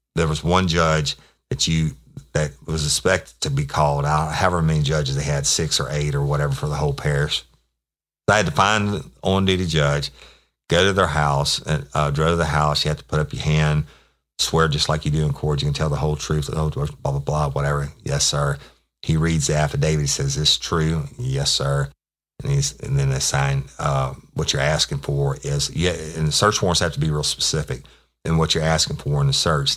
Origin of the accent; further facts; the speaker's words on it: Louisiana, United States; in Louisiana, we have parishes, not counties